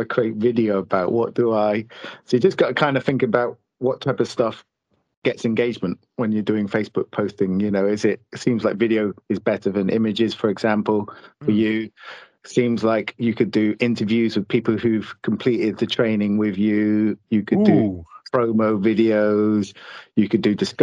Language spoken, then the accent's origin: English; United Kingdom; we're British